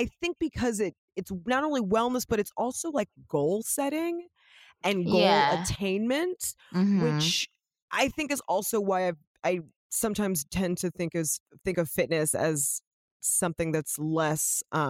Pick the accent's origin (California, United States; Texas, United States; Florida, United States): California, United States; Los Angeles; I grew up here in Los Angeles